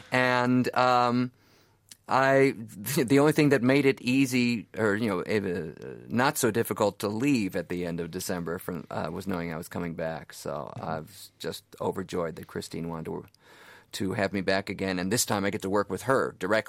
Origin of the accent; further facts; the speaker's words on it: Chicago, Illinois, United States; born there; also born or lived in New York City; Sure. I was born in Chicago, but right after college moved to New York City. I was there about 12, 13 years and wound up, and now I'm back in Chicago working there as an actor.